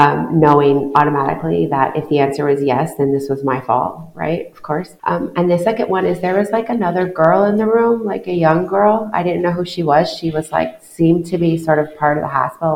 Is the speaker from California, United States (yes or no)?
no; Iowa, United States; moved away as an adult; also born or lived in New York City / Sub-Saharan Africa; now in Bahrain; I'm from Iowa. It's a small rural state in the United States. I grew up on the Mississippi River. I left Iowa when I finished graduate school